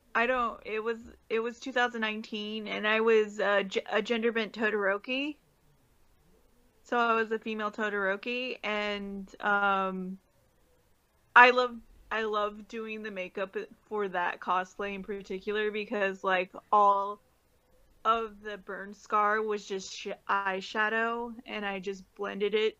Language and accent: English; California, United States; I'm not from uh, Washington or Oregon, so I'm from California